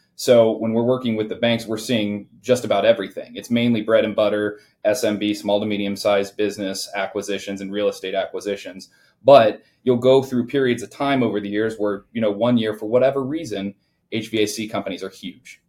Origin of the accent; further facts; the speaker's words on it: Indiana, United States; I grew up in the Midwest, so I was born and raised uh, here in Indiana